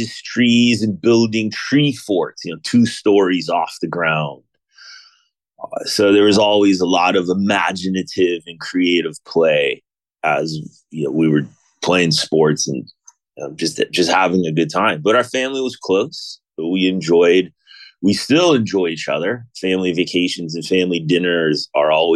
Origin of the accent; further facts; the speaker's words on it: Mission Viejo, California, United States; I grew up in Southern California, a town called Mission Viejo.